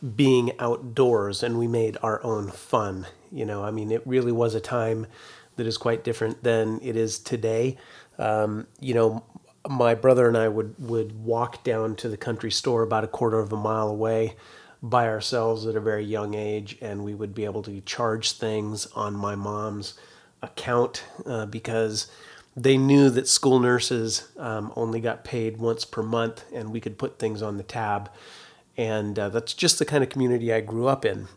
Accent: Carlotta, California, United States; my hometown was a town of three hundred and sixty people, Carlotta, California. That's up in, uh, Northern California

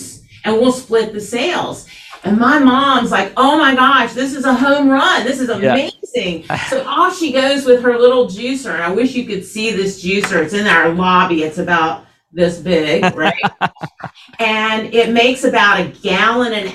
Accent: Atlanta, Georgia, United States; I grew up here in Atlanta, which is unusual

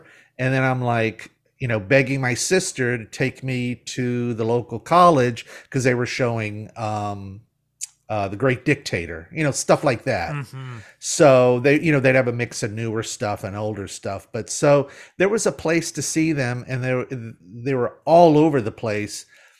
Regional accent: Mobile, Alabama, United States; So and I grew up in Mobile, Alabama.

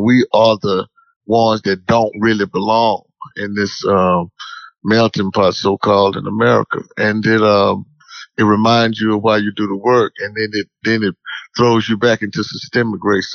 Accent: Dallas, Texas, United States; I'm from Dallas. I'm born and bred right here

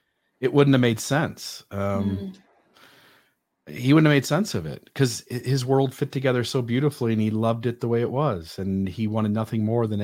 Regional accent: United States; I'm an American

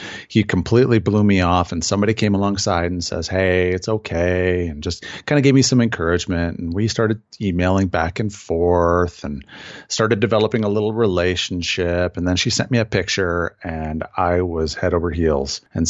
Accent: Wisconsin, United States; Yeah. So I was born and raised in Southern Wisconsin.

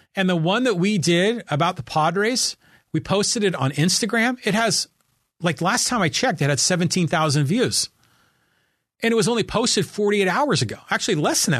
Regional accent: Bay Area, California, United States; now in Poway, United States; I grew up in the Bay Area

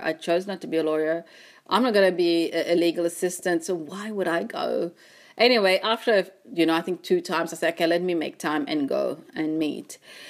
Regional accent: Mauritius; moved away as an adult; also born or lived in China; now in Australia; born and bred in Mauritius, a small island, for those who don't know, very multicultural. Everyone comes from somewhere else. You know, the eldest of three, we've got two brothers and of Indian heritage.

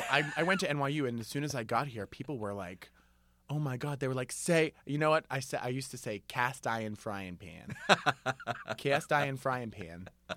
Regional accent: Cranston, Rhode Island, United States; I'm from Cranston.

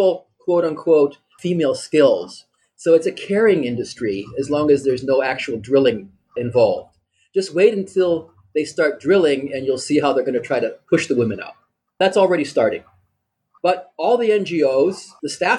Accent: Lancaster, Pennsylvania, United States; also born or lived in Germany / Austria / Beirut, Lebanon; now in Byblos, Lebanon; I'm originally from the U.S. I'm from Lancaster, Pennsylvania

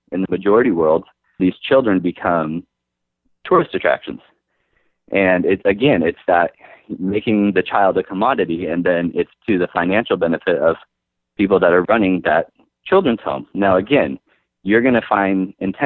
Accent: United States; we're American

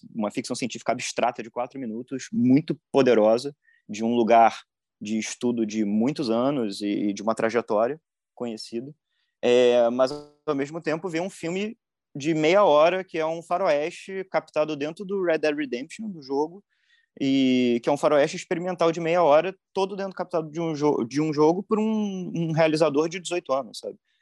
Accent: Rio de Janeiro, Brazil; eu sou do Rio

